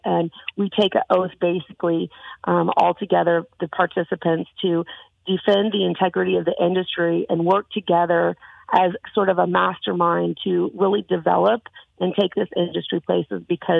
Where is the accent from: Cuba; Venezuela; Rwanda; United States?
United States; the Bible Belt; I was raised in the Bible Belt. I had those issues with my father growing up.